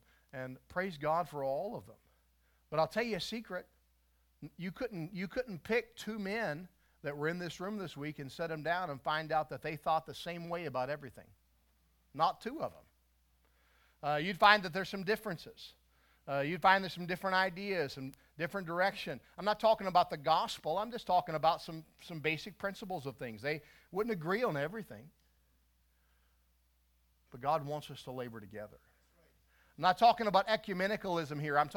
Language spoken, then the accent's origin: English; West Virginia, United States; When I was a boy, I grew up in West Virginia.